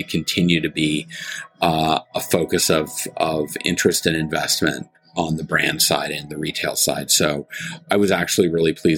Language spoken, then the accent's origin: English; Canada; I'm a Canadian